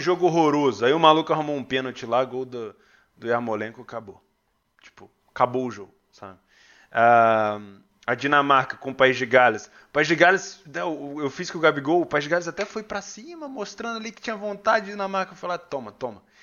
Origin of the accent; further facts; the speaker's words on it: Rio de Janeiro, Brazil; now in São Paulo, Brazil; Eu sou carioca, moro em São Paulo hoje